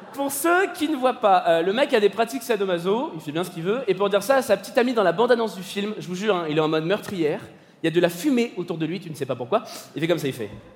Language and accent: French; Paris, Île-de-France, France; je suis parisien